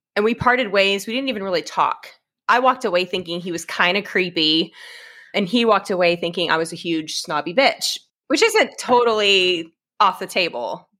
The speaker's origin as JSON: {"language": "English", "town": "Edmond", "region": "Oklahoma", "country": "United States", "tie": "born or raised there", "also_born_or_lived": "Stillwater, Oklahoma / Enid, Oklahoma", "said": "growing up in Edmonds my whole life, going to college in Stillwater, living in Enid for a while. Um, I was just Oklahoma born and bred"}